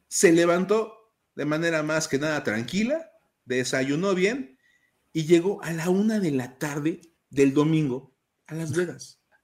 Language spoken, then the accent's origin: Spanish; Mexico; como mexicanos